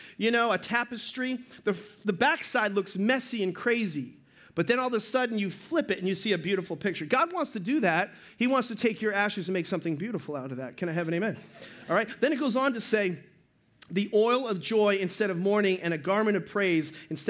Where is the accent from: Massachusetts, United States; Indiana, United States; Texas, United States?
Massachusetts, United States; Boston; I'm from Boston.